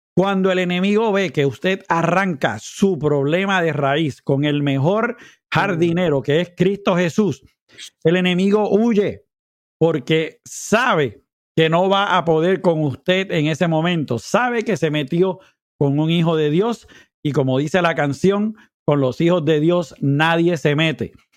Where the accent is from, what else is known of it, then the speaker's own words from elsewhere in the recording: Puerto Rico; moved away; mi país mientras estoy por acá